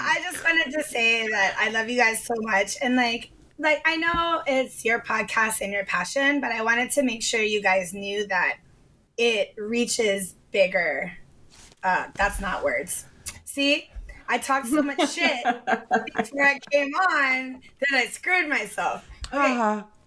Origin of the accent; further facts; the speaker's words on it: Hawaii, United States; I was born and raised in Hawaii